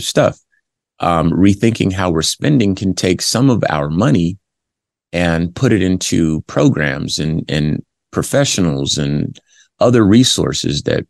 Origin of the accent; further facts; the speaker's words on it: Compton, California, United States; I'm from Compton, California. And for those familiar with the LAPD in the 80s when I was growing up